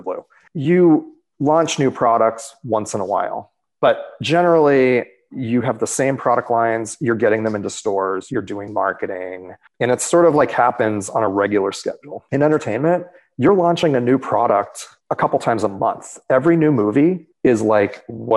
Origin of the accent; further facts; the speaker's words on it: Boston, Massachusetts, United States; moved away as an adult; from Boston, where I grew up